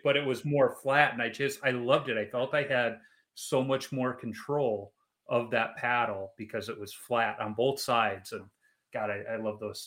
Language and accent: English; Chicago, Illinois, United States; growing up in Chicago in the 90s